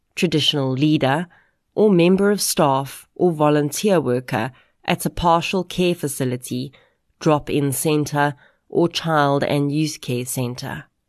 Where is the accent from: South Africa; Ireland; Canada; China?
South Africa; we as South African adults